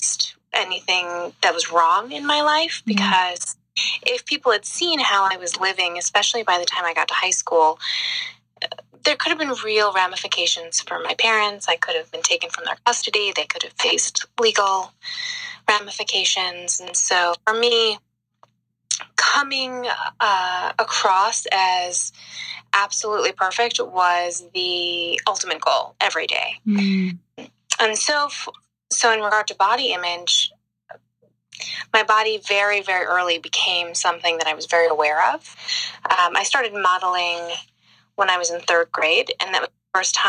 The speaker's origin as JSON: {"language": "English", "area": "Long Island", "region": "New York", "country": "United States", "tie": "born or raised there", "said": "I grew up in the suburbs of New York. I grew up on Long Island"}